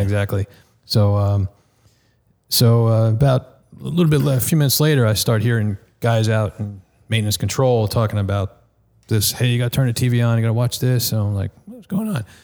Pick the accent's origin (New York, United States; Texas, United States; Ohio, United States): New York, United States; Nassau County, Long Island; moved away; the Nassau County Medical Center, which was basically in my hometown